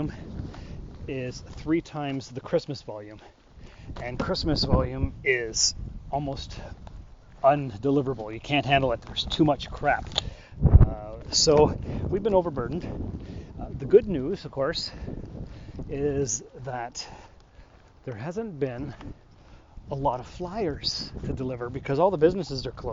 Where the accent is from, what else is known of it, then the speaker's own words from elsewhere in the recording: Sault Ste. Marie, Ontario, Canada; moved away; I was born in Sault Ste. Marie, Ontario, which is a border town. It is on the border of Canada and the U.S., and we share Lake Superior. We're right on the St. Mary's River, if that helps. Probably doesn't. But the fact is, for the first 20 years of my life, I grew up on the border town.